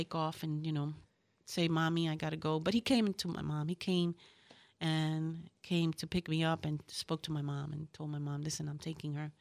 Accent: Puerto Rico; moved away; also born or lived in Bronx, New York / Ponce, Puerto Rico; I'm from New York, from the Bronx. And, um, I, um, I was raised in Puerto Rico. My parents are from Puerto Rico, from Ponce.

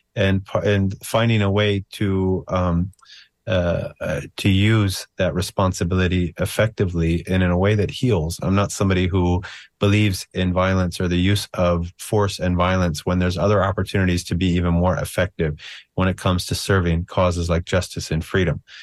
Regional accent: United States; I'm an American

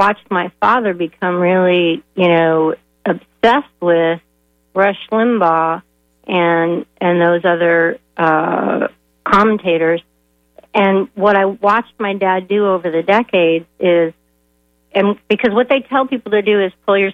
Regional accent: Danville, Illinois, United States; now in St. Petersburg, United States; I grew up in Danville, Illinois, which is now considered one of the armpits of Illinois

